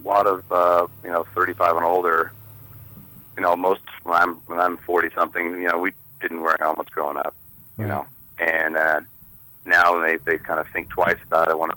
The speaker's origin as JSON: {"language": "English", "town": "Corvallis", "region": "Oregon", "country": "United States", "tie": "born or raised there", "said": "I grew up in Corvallis"}